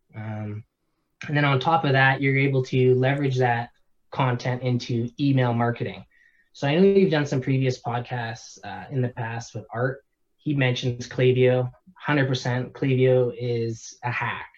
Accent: Canada; born and raised in Canada

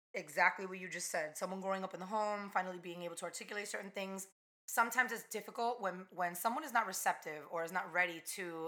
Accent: East Hanover, New Jersey, United States; first language Spanish; English is a second language; also born or lived in North Bergen, New Jersey / Weehawken, New Jersey / Pennsylvania; I moved to East Hanover, predominantly white Italian town, when I was 5. And I lived there until I moved out of the house like 3 years ago

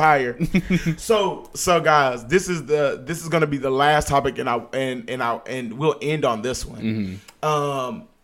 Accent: Dallas, Texas, United States; I am still throwing up Oak Cliff, Texas

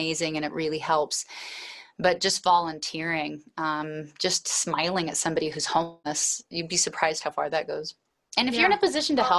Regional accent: Alaska, United States; also born or lived in Anchorage, Alaska; I was raised in Alaska, and I was raised on a homestead to a large degree

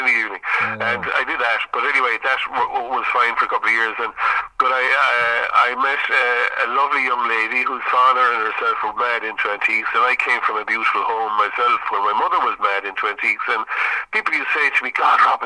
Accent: Limerick, Munster, Ireland; I'm from Limerick City, from the Ennis Road.

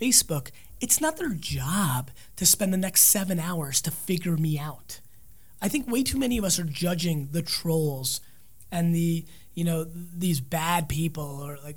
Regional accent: New Jersey, United States; I'm from Jersey

